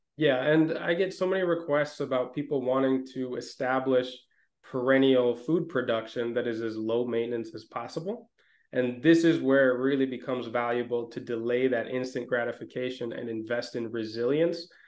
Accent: Minnesota, United States; moved away; also born or lived in Mediterranean region; growing up in Minnesota

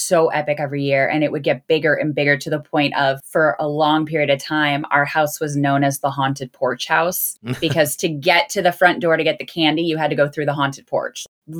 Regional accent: Crystal Lake, Illinois, United States; And I'm also from Crystal Lake, so it's kind of like

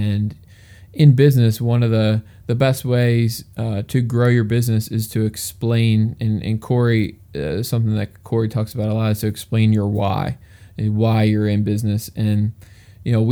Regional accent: outside of Philadelphia, Pennsylvania, United States; I grew up in Pennsylvania. I grew up like 15 minutes outside of Philadelphia, and now I'm live about an hour outside of Philadelphia

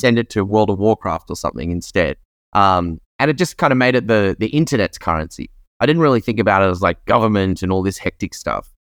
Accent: Australia; I grew up in Australia

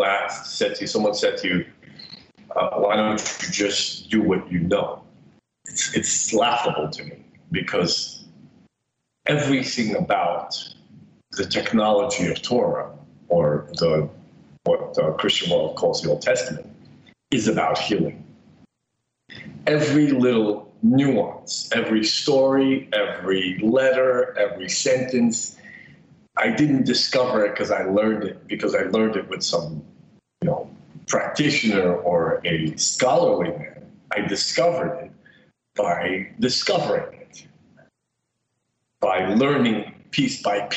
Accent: New York City, New York, United States; also born or lived in Soviet Union; I grew up in the Soviet Union and left when I was 10 years old. I was raised in Bensonhurst, Brooklyn

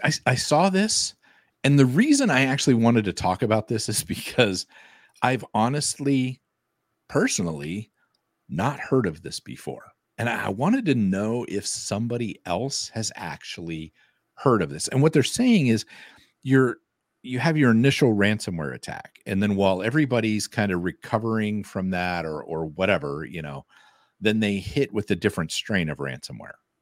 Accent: Arizona, United States; now in Denver, United States; I grew up in Arizona.

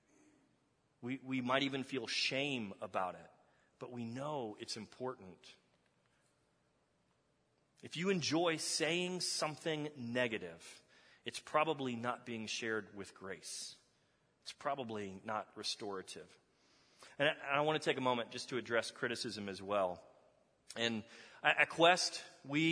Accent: Texas, United States; moved away; I'm from Texas. How many of y'all know that I'm from Texas?

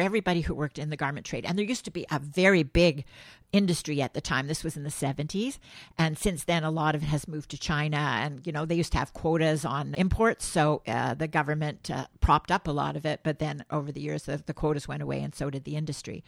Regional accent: Montreal, Quebec, Canada; born or raised there

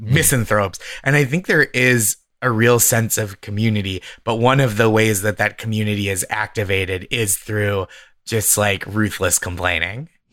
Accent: Boston, Massachusetts, United States; I'm from Boston. I started stand-up in Boston. I'm from the Boston area

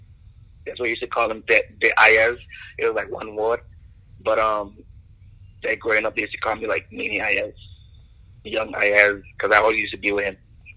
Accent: Tortola, British Virgin Islands; Growing up there is like, basically, if you're from the Caribbean or you're from an island, they all see the same thing, you know?

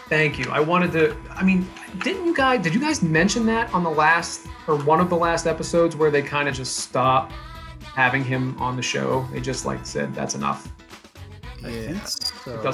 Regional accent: Pittsburgh, Pennsylvania, United States; I'm from Pittsburgh

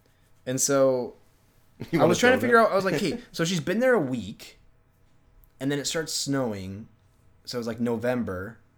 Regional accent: Washington, United States; So like I'm from Washington. So I kind of know like when it will start snowing.

